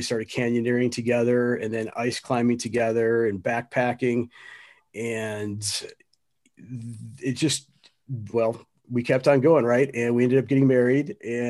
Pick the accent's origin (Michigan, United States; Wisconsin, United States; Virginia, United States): Wisconsin, United States; You know, I grew up in Wisconsin, just south of Milwaukee.